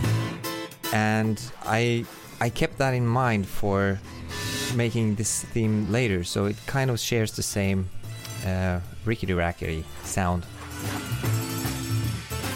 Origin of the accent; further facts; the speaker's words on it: Oslo, Norway; I'm a composer from Oslo, Norway